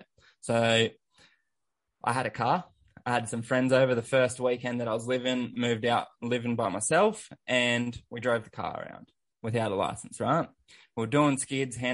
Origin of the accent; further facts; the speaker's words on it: Sunshine Coast, Queensland, Australia; Growing up, I grew up on the Sunshine Coast